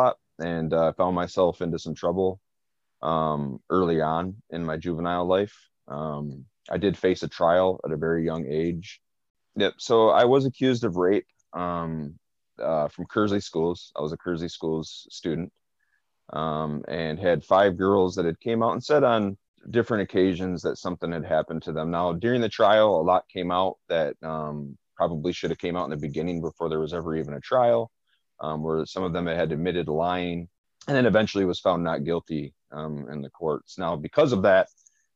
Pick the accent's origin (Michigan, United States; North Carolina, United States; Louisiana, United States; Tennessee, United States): Michigan, United States; Flint; growing up in Rollingwood and on the east side, period, I was all over Flint